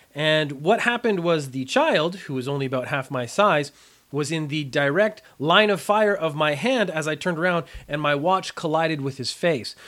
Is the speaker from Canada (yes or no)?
yes; Canada; moved away as an adult; now in Japan; I am a Canadian. I grew up in a very mild climate in the summertime